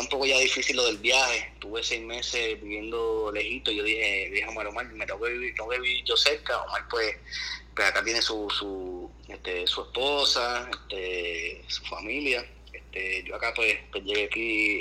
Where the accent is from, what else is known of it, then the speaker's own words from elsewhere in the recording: Puerto Rico; now in Miami, United States; nuestra cultura, nuestros abuelos de campo